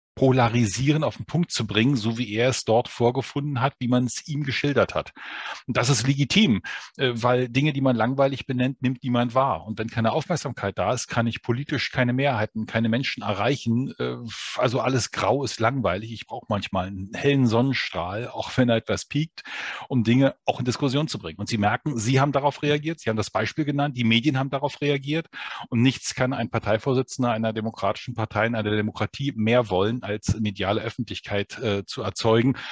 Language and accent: German; Berlin, Germany; Und ich bin Berliner, also ich lebe in diesem Brennpunkt